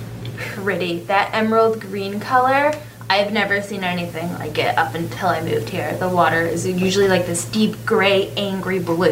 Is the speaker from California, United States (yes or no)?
no; Massachusetts, United States; moved away as an adult; now in Panama City Beach, United States; We're from Massachusetts. We came here about a year and a half ago.